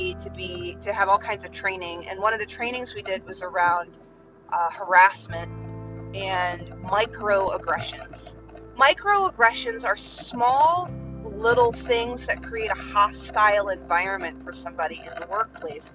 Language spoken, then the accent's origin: English; Chicago, Illinois, United States; I was born in Chicago